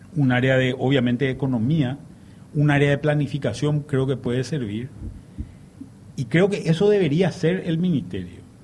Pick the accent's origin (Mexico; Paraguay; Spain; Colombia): Paraguay; somos 7 millones de paraguayos, o más de 7 millones de paraguayos